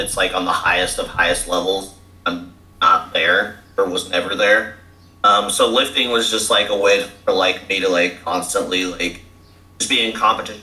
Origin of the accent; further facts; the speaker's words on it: Grapevine, Texas, United States; moved away as an adult; now in Fort Worth, United States; I am from Grapevine, Texas. Okay. I live in Fort Worth, Texas